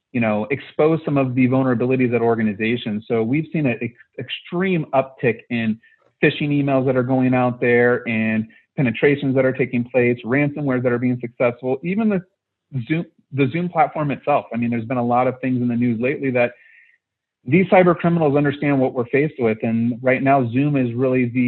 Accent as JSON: {"language": "English", "region": "California", "country": "United States", "tie": "born or raised there", "said": "born and raised in California"}